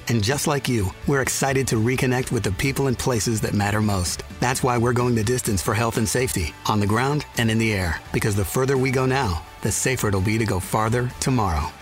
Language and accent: English; Wisconsin, United States; growing up in Wisconsin